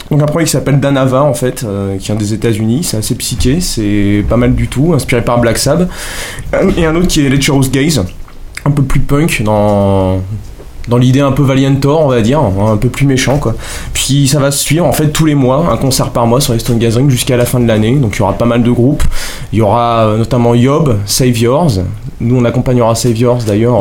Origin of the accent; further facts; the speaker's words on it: Paris, Île-de-France, France; on vient de Paris